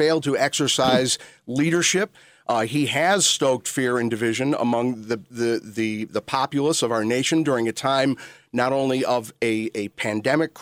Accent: North Shore, Illinois, United States; I grew up in Republican politics in this area, spent the majority of my adult life working for Congressman John Porter as his press secretary and campaign manager. I'm a native of the North Shore.

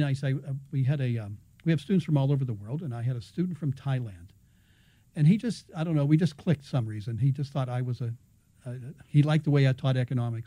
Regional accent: Pittsburgh, Pennsylvania, United States; moved away as an adult; now in Chicago, United States; I grew up in Pittsburgh, PhD, University of Pittsburgh, 1980. I've been at DePaul since then, 39th year.

